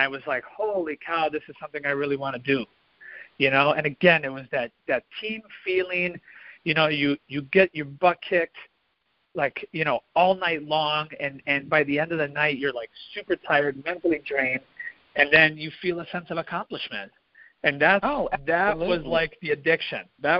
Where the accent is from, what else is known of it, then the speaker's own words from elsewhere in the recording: Midwest, United States; You know, I grew up in the Midwest where it's all farms and, you know, kind of quiet.